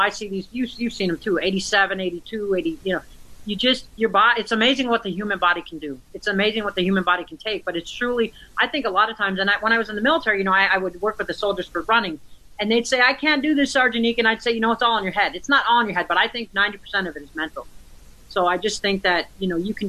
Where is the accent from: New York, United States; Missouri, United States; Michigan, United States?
Michigan, United States; moved away as an adult; I grew up in Michigan. I left at the age of 19